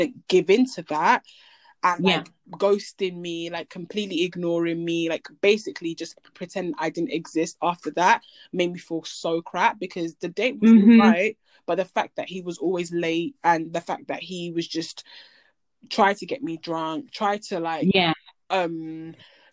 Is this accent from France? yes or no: no; Nigeria; I'm Nigerian